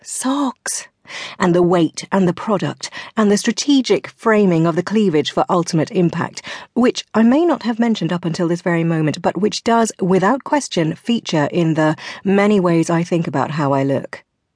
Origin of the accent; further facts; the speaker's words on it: South West England, United Kingdom; I grew up in Devon in the 70s and 80s, in an environment you'd probably describe as provincial and the teeniest bit insular, and certainly not as a hotbed of feminist activity.